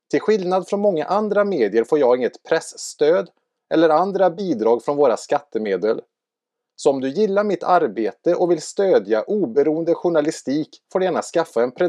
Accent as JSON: {"language": "Swedish", "country": "Norway", "moved": "yes", "said": "Jag är från Norge egentligen."}